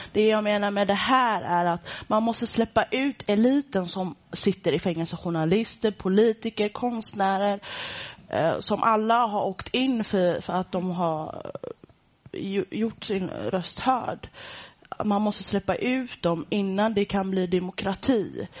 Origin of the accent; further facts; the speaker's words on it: Gothenburg, Västra Götaland, Sweden; jag är från Göteborg